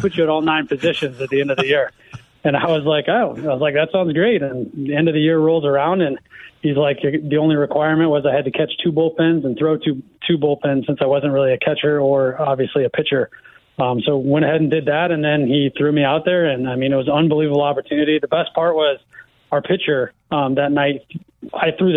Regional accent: Iowa, United States; Grew up in Iowa, kind of grew up in a teaching, coaching family.

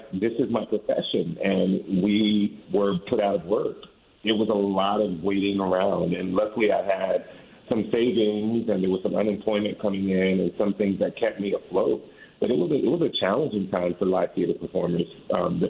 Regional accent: Riverside, California, United States; moved away as an adult; also born or lived in Atlanta, Georgia / Boston / Washington, D.C.; now in New York City, United States; I originally grew up near the Los Angeles County area and Riverside, California.

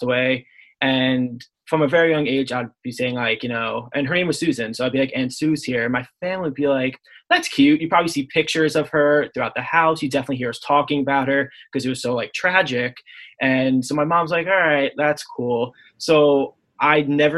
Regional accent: Long Island, New York, United States; I'm from Long Island. So my backyard's like woodsy and stuff

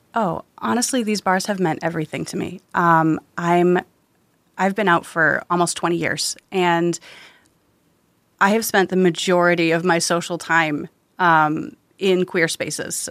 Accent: Wisconsin, United States; growing up in Wisconsin

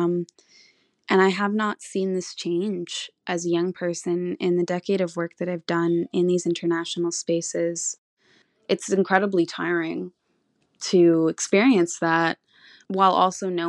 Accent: Tla'amin Nation, British Columbia, Canada; I'm from the Tla'amin Nation

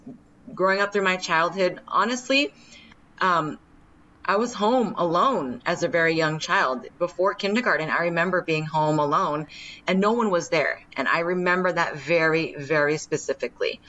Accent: Santa Clara, California, United States; growing up in Santa Clara, my dream was to become a police officer

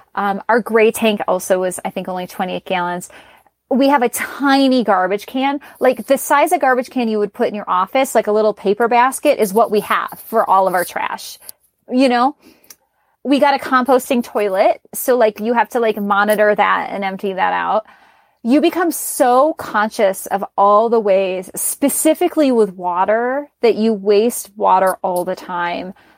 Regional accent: Chicago, Illinois, United States; moved away; I'm originally from Chicago or I'm from Chicago

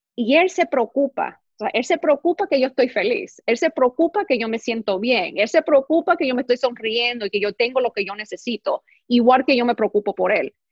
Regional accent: New York, United States; moved away as an adult; now in Los Angeles, United States; Yo nací en Nueva York, me crié en Nueva York, me crié en colegios americanos, con amigos americanos

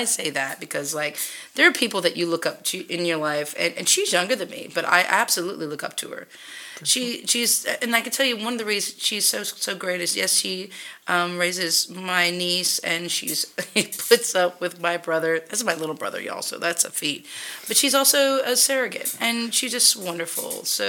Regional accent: Mississippi, United States; now in Texas, United States; I'm actually from Mississippi.

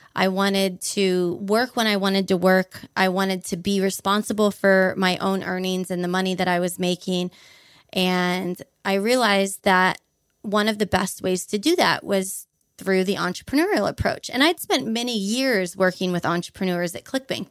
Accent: Honolulu, Hawaii, United States; moved away as an adult; also born or lived in Boise, Idaho; now in Portugal; I grew up on about a thirty-three-foot sailboat in Honolulu, Hawaii.

